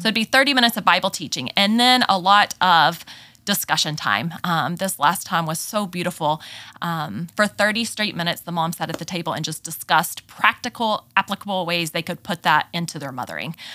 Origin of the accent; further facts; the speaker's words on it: Texas, United States; accent: southern drawl; moved away as an adult; also born or lived in Memphis, Tennessee; I am originally from Texas, grew up there